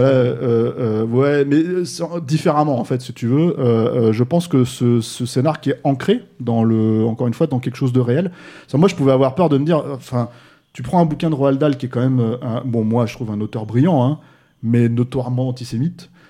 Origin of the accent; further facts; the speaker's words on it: France; chez nous en France